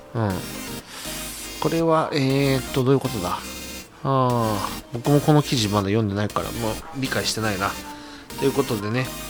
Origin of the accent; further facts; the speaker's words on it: Tokai, Aichi, Japan; 東海市民だからさ。